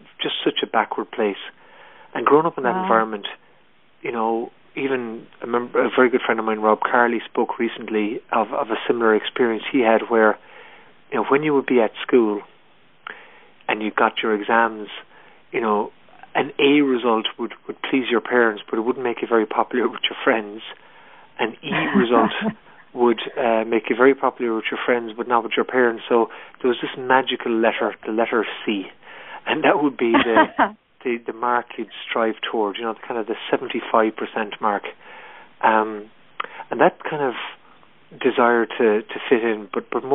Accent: Ireland; I'm 44 years old and I grew up in Ireland in the 70s and 80s

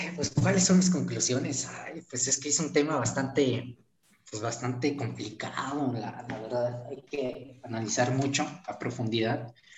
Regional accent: Mexico; somos, somos mexicanos, ¿no? O sea, eso, somos, pertenecemos al mismo país

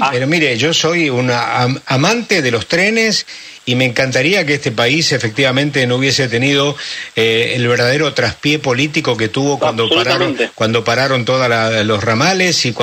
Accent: San Pedro, Buenos Aires Province, Argentina

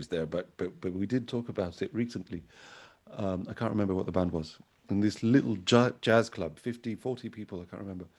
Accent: London, United Kingdom; also born or lived in Algeria; I'm originally from Algeria. I was born there. So, but I grew up in London. From I think I was 4 years old when I got to London in the 80s.

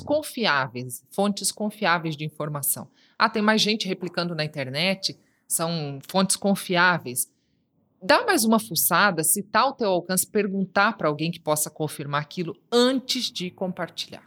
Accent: Foz do Iguaçu, Paraná, Brazil; da cidade onde eu nasci, onde eu me formei, Foz do Iguaçu.

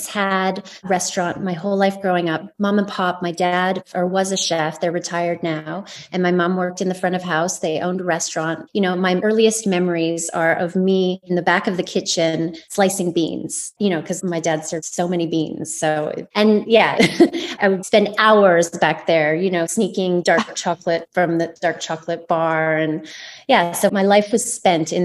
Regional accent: Vancouver, British Columbia, Canada; I was born in Vancouver, in BC, but did spend a little bit of time on Vancouver Island as well. So yeah, BC born and bred

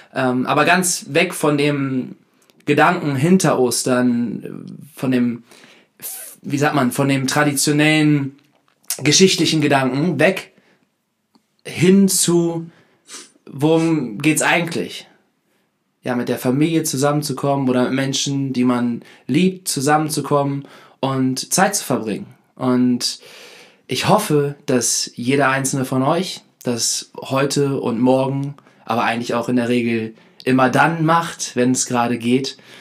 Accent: Hanover, Lower Saxony, Germany; moved away; komme ich ja heute zurück aus Hannover, war zu Hause Nee, war in der Heimat.

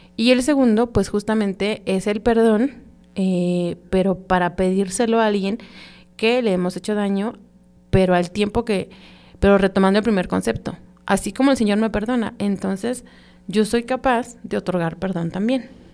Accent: Mexico

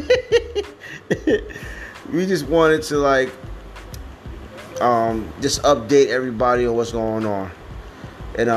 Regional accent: New Jersey, United States; I'm from Jersey

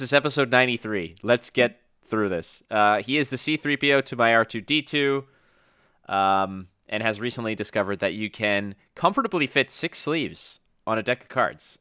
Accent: Montreal, Quebec, Canada; now in Toronto, Canada; my friends that I grew up with back in my hometown of Montreal

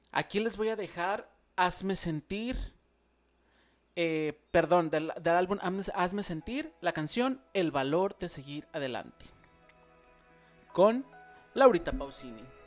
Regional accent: Mexico; moved away as an adult; cuando yo salí de México, ustedes saben que ya no vivo en México

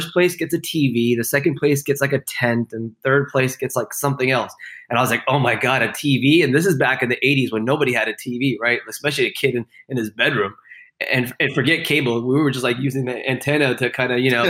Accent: Houston, Texas, United States; I grew up in Houston, Texas

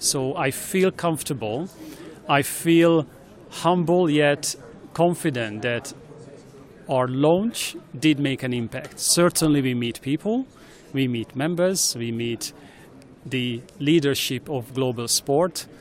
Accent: Hungary; accent: Hungarian; English is a second language; moved away as an adult; also born or lived in Sydney / Athens / Beijing; now in China; i'm obviously hungarian I hope it's not only my accent in English, but also definitely by birth

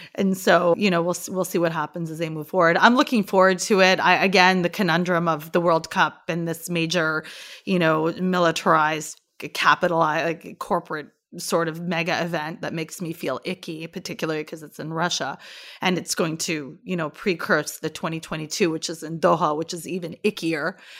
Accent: Canada; I'm Canadian

